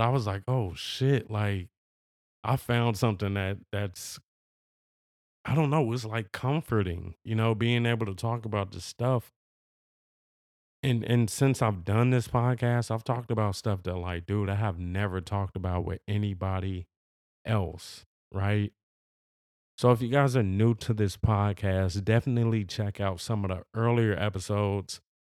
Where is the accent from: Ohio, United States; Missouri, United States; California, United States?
California, United States; Los Angeles; I am from Los Angeles. I've always lived in Los Angeles.